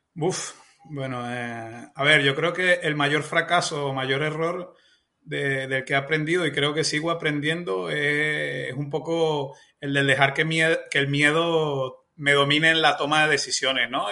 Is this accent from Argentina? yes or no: no; Venezuela; now in Spain